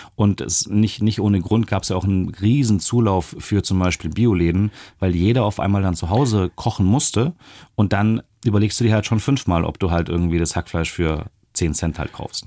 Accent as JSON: {"language": "German", "country": "Germany", "said": "als Deutsche"}